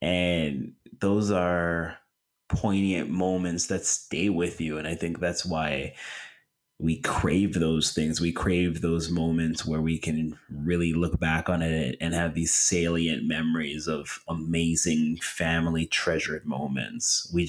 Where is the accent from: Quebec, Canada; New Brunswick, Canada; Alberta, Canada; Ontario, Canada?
Ontario, Canada; Toronto; I'm from Toronto.